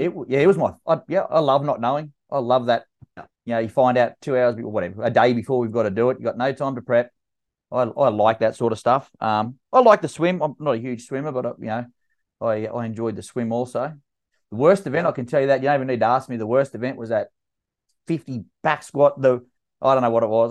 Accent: Canberra, Australian Capital Territory, Australia; my hometown in Canberra

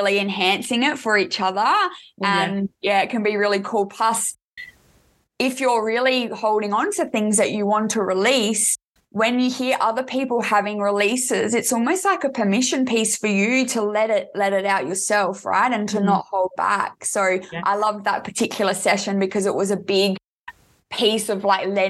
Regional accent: Adelaide, South Australia, Australia; I'm actually from Adelaide, South Australia

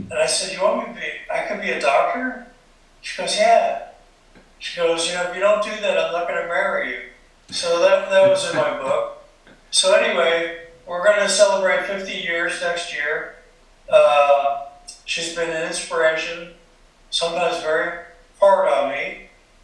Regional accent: Allentown, Pennsylvania, United States; moved away as an adult; I grew up in Allentown, Pennsylvania

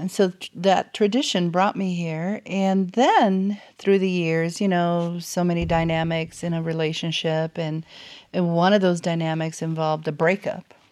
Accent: South Florida, United States; moved away as an adult; also born or lived in Cuba; now in North Alabama, United States; I started my life in Cuba and, uh, grew up in South Florida

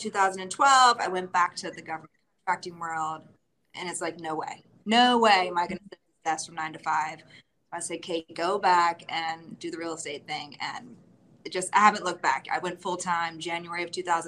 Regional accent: Northern Virginia, United States; I am from Northern Virginia, born and raised, left a little bit for college, came back to settle here

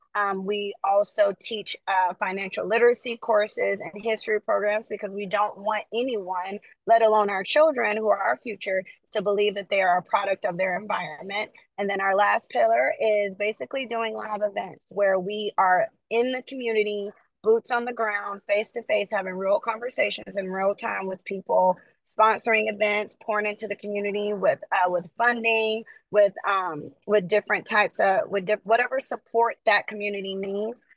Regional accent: the South, United States; now in California, United States; I grew up in the South

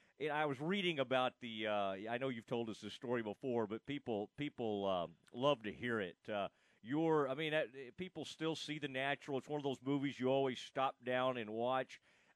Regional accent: Kaufman County, Texas, United States; I grew up in Kaufman County, Texas

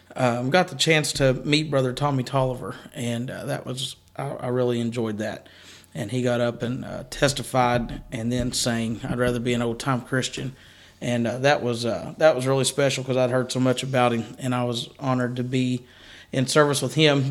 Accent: Kentucky, United States; we are from Kentucky

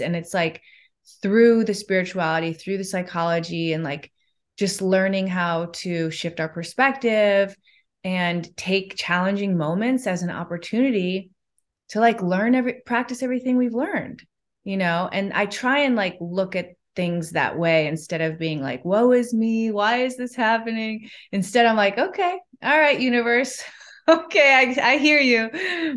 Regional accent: Chicago, Illinois, United States; moved away; I'm from Chicago in the Midwest.

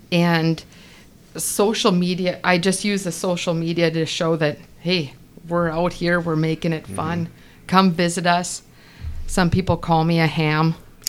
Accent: northwest Minnesota, United States; moved away as an adult; also born or lived in Canada / California; now in Nisswa, United States; I was born in Canada, actually. Yes. And then I lived in the northwest corner, 8 miles from Canada and 8 miles from North Dakota in Minnesota.

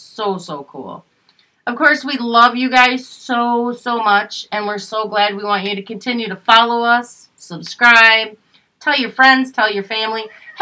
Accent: Minnesota, United States; Minnesota. That's my home state.

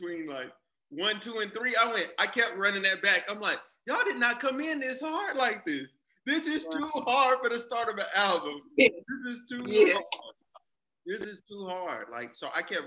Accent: Arkansas, United States; I'm from Arkansas.

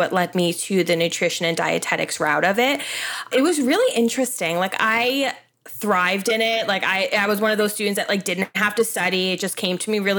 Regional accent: Long Island, New York, United States; I am 31 from Long Island, New York. I was born and raised here, live literally in the same town I went to high school in.

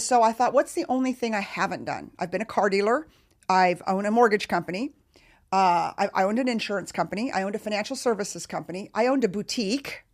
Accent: Texas, United States; I'm from Texas

